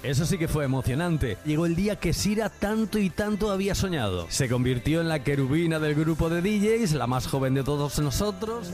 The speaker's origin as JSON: {"language": "Spanish", "town": "Requena", "region": "Valencian Community", "country": "Spain", "tie": "born or raised there", "said": "la emisora de mi pueblo, Requena, donde yo también me inicié en la radio"}